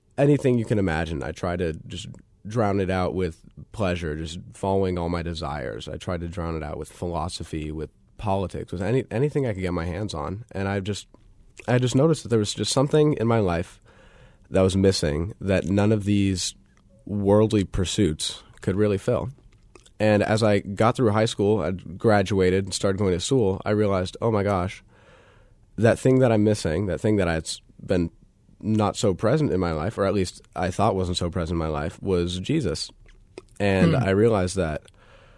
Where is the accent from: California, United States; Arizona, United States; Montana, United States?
Arizona, United States; Tucson; I was born in Tucson, Arizona